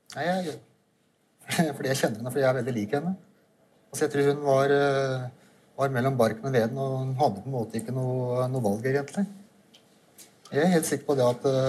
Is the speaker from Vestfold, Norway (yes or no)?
no; Orderud farm, Akershus, Norway; jeg vokste opp på Ordre da, sammen med min søster og mine foreldre